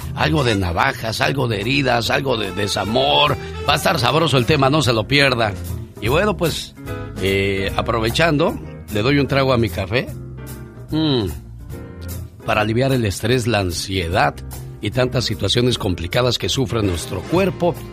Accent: Cañada de Ramírez, Michoacán, Mexico; moved away; Un día salí de Cañada de Ramírez, Michoacán. Pero Cañada de Ramírez, Michoacán nunca salió de mí.

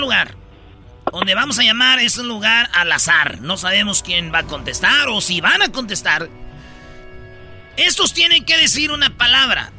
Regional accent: Jiquilpan, Michoacán, Mexico; now in Los Angeles, United States; cerquita de mi pueblo, Jiquilpan

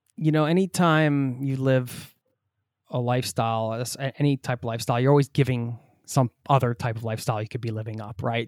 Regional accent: United States; I'm from the States as well

